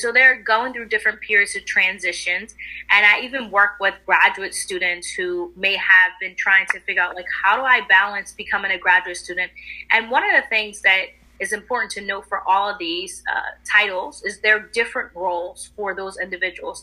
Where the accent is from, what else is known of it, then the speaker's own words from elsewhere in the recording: Philadelphia, Pennsylvania, United States; I'm from the Philadelphia area